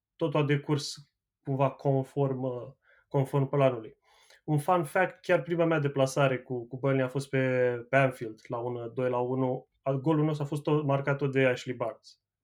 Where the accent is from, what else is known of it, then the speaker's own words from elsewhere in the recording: Ploiești, Prahova, Romania; now in Manchester, United Kingdom; Eu sunt ploieștean și sunt, uh, sunt și petrolist